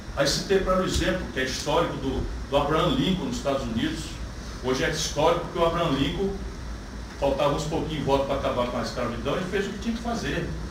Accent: Northeast Region, Brazil; eu sou nordestino, do semiárido

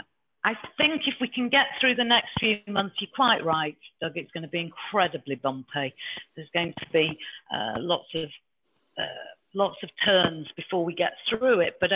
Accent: Yorkshire and the Humber, United Kingdom; I'm from Yorkshire

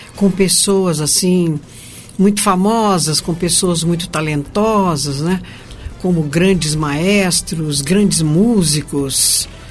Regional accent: Minas Gerais, Brazil; also born or lived in Rio de Janeiro; now in São Paulo, Brazil; eu sou é, carioca de nascimento, mineira de coração e paulista por adoção

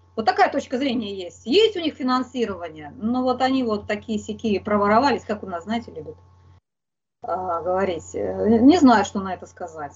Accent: Moscow, Russia; я вот москвичка

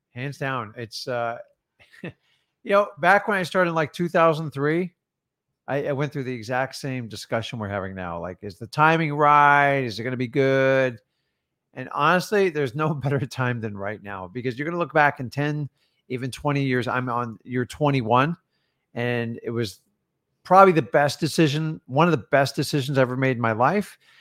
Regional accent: Florida, United States; I'm from Florida

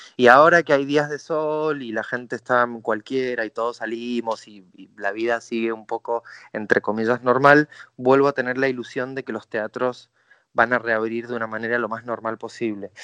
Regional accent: Mendoza, Argentina; Mi carrera empezó en Mendoza, yo soy mendocino

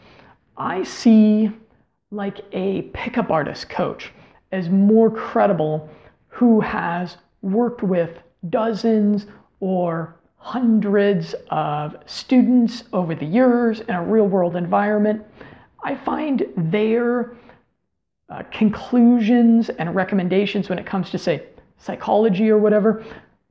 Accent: United States; also born or lived in Colombia; to live there as an American guy

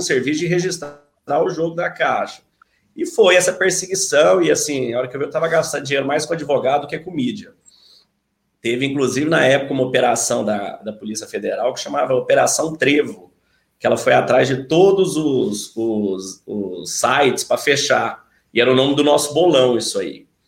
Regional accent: Uberlândia, Minas Gerais, Brazil; moved away; also born or lived in São Paulo / São Carlos; eu sou de Uberlândia, é, minha família toda é de Uberlândia, mas a gente mudou para São Paulo há 30 anos

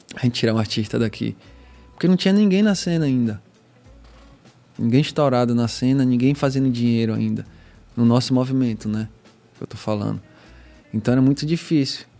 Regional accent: Northeast Region, Brazil; accent: Northeastern; a gente que é nordestino. Não sei se é pelo nosso sotaque

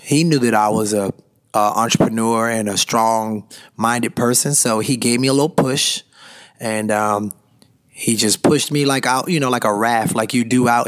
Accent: Washington, District of Columbia, United States; I grew up in Washington, D.C.

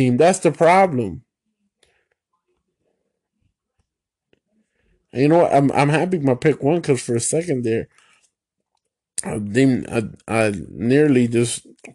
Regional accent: United States; I'm a Puerto Rican man, but I was born in the United States

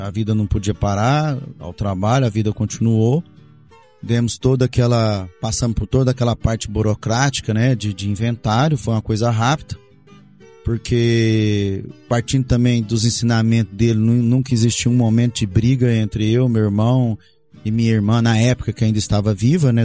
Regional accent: Montividiu, Goiás, Brazil; also born or lived in Goioerê, Paraná / Rio Verde, Goiás; cresci ali em Montevidil

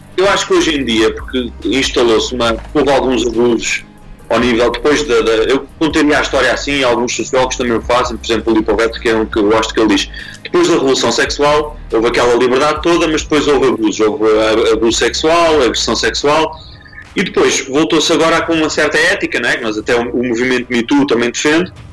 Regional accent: Lisbon, Portugal; sou lisboeta

